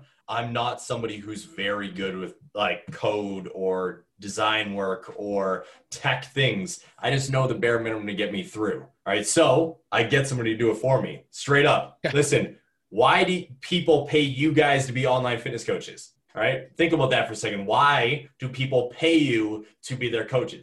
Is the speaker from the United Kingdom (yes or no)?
no; Ontario, Canada; growing up in Ontario